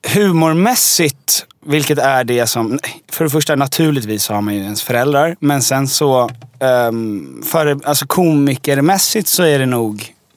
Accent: Djursholm, Stockholm County, Sweden; now in Stockholm, Sweden; jag är uppvuxen i Djursholm som mm. är eh, en mil norr om Stockholm

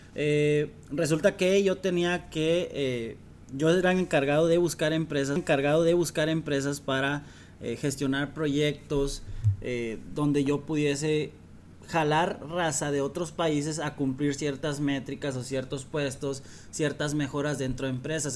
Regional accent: Mexico; moved away; also born or lived in Dominican Republic; yo voy como todo mexicano

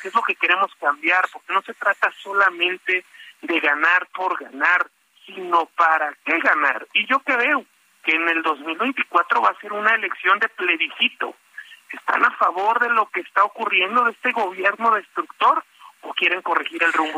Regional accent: Mexico; los mexicanos que vivimos en México

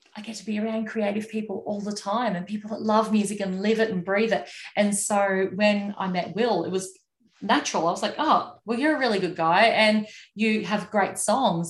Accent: Moranbah, Queensland, Australia; town that I grew up in in Moranbah

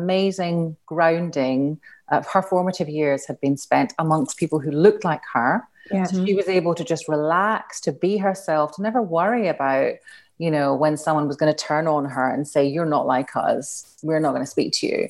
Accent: Glasgow, Scotland, United Kingdom; But I grew up in Glasgow as well.

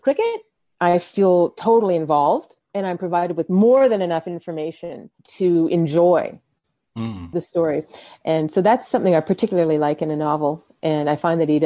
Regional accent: Canada; I was born in Canada in a completely different culture

